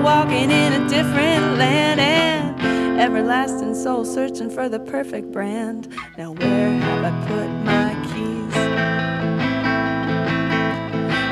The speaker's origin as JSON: {"language": "English", "town": "Berkeley", "region": "California", "country": "United States", "tie": "born or raised there", "said": "I went to Berkeley High School. I'm from Berkeley, California"}